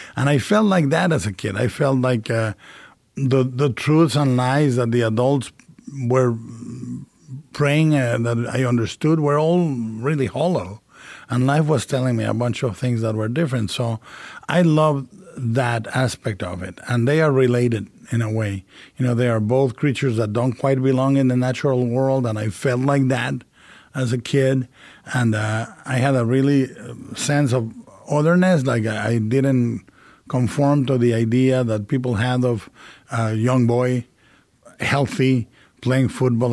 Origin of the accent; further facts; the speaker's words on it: Mexico; a Gothic cathedral called El Expiatorio, uh, in the middle of my hometown.